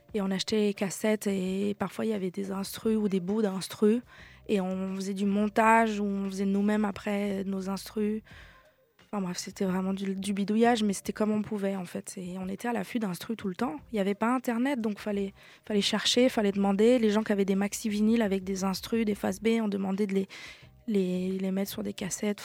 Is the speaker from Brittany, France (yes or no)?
yes; Brest, Brittany, France; moved away; j'ai grandi euh, à Brest avec donc une maman basque espagnole, un papa niçois